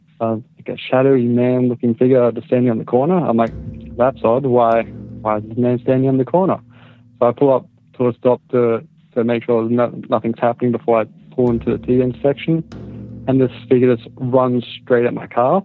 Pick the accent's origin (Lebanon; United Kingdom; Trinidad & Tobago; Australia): Australia; I'm from Australia.